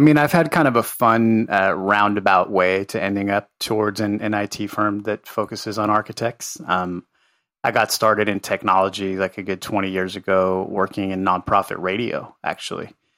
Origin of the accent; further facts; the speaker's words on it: Los Angeles, California, United States; also born or lived in Santa Cruz, California / Guatemala; I grew up in Carthay Circle, which is a historic neighborhood in Los Angeles